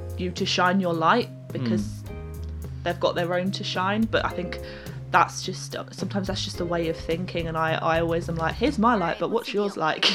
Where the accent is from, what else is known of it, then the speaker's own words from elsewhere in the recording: United Kingdom; as British people